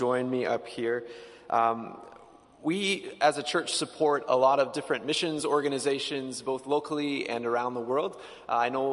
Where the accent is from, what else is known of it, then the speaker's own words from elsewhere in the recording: Edmonton, Alberta, Canada; I grew up in the Old Strathcona area